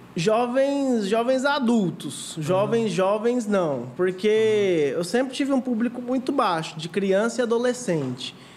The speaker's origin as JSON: {"language": "Portuguese", "town": "Goiânia", "region": "Goiás", "country": "Brazil", "tie": "born or raised there", "said": "eu sou aqui de Goiânia mesmo, uhum. tenho 28 anos e sempre fui um menino criado aqui"}